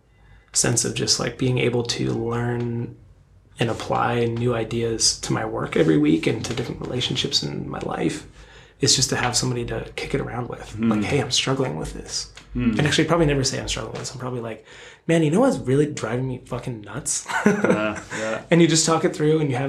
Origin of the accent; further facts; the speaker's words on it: outside of Philadelphia, Pennsylvania, United States; now in West Coast, United States; I grew up outside of Philadelphia